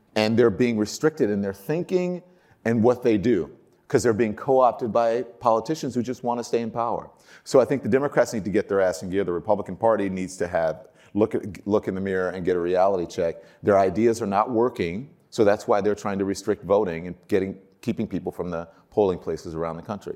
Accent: Baton Rouge, Louisiana, United States; moved away as an adult; now in New York City, United States; I grew up in Baton Rouge, Louisiana

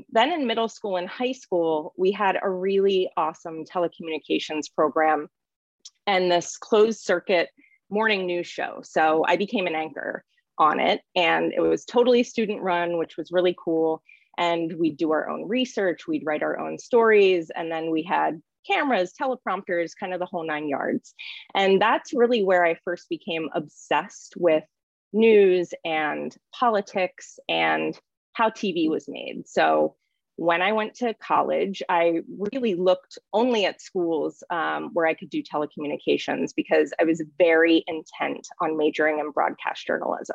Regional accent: a small town in rural Pennsylvania, United States; moved away; also born or lived in Syracuse / New York City; growing up in my small town

